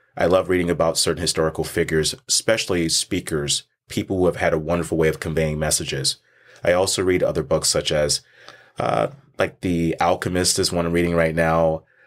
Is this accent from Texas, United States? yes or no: yes; Texas, United States; I was born and raised in Texas